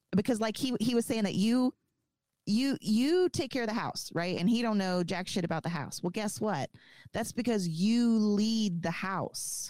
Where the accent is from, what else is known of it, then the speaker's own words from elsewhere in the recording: the South, United States; I was raised in the South.